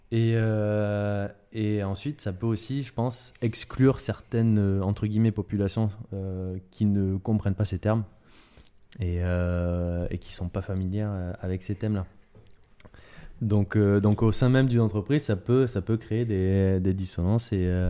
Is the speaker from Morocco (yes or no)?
no; France; en tant que, effectivement, en tant que Français